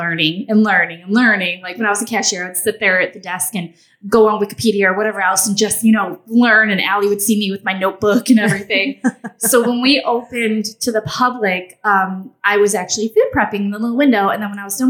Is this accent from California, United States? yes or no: no; Michigan, United States; moved away as an adult; now in Tybee Island, United States; I grew up in Michigan.